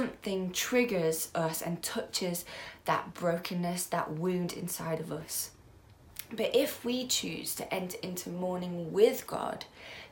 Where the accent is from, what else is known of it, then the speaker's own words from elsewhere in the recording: United Kingdom; As British people